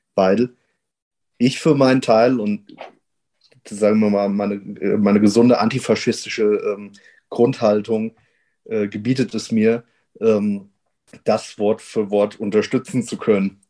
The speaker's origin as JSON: {"language": "German", "area": "near Wetzlar", "region": "Hesse", "country": "Germany", "said": "komm ja aus der Nähe von Wetzlar und bin vor allem durch Wetzlar politisiert worden"}